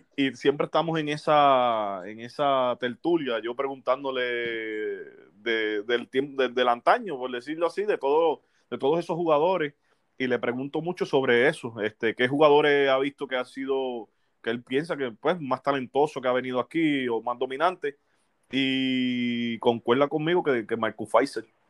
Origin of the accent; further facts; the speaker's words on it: Aguadilla, Puerto Rico; yo soy de Aguadilla natural